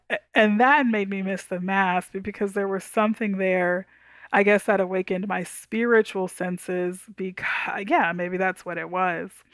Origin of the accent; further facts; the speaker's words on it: Houston, Texas, United States; also born or lived in Dallas, Texas; now in Tyler, United States; I grew up in Houston, lived in Dallas half my life